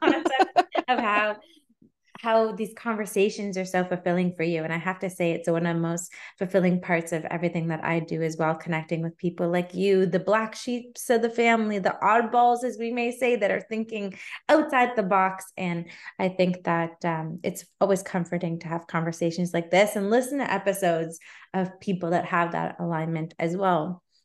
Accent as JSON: {"language": "English", "country": "Canada", "said": "as a Canadian"}